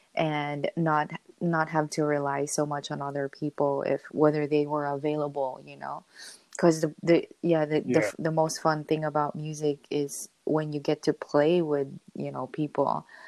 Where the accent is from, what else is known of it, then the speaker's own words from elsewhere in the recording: Philippines; I always, and also being Filipino, it was just really big in our culture, so it was just kind of always around.